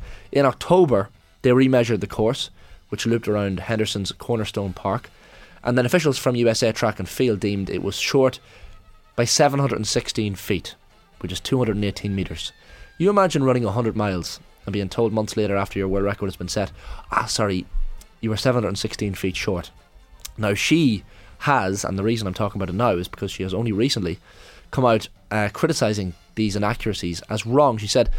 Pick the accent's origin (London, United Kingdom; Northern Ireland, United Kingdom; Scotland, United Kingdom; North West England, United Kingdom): Northern Ireland, United Kingdom; born there; I was born in County Armagh, in fact.